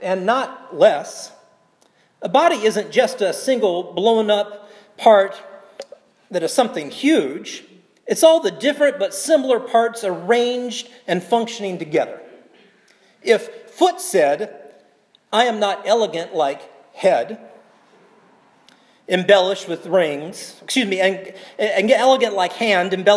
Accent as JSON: {"language": "English", "region": "South Carolina", "country": "United States", "tie": "born or raised there", "moved": "yes", "lives_now": "Portland, United States", "said": "my home state of South Carolina"}